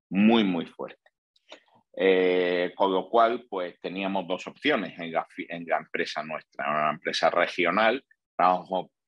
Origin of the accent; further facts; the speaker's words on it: Granada, Andalusia, Spain; also born or lived in Seville; nací en Granada. Granada es una ciudad súper bonita que hay al sur de, de España y allí hice mis estudios profesionales de ingeniería de caminos.